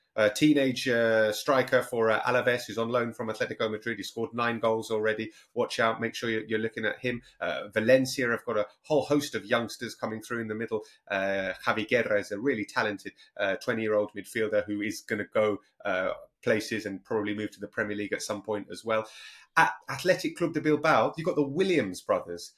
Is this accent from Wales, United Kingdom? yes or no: no; London, United Kingdom; I'm from North London